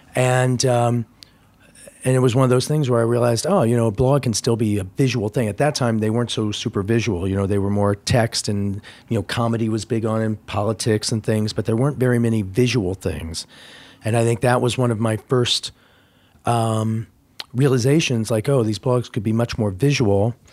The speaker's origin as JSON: {"language": "English", "region": "Indiana", "country": "United States", "tie": "born or raised there", "moved": "yes", "said": "I grew up in Indiana"}